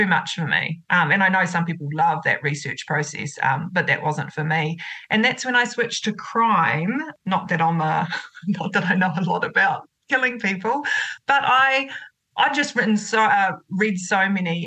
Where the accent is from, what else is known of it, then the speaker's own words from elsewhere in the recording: Otorohanga, Waikato, New Zealand; my hometown where I grew up is Otrahonga, and that's about 15 minutes north of Waitomo